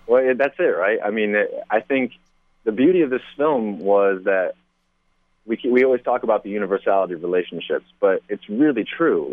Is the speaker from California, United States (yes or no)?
no; Kansas, United States; moved away; I'm from the Midwest originally. I, was born and raised in Kansas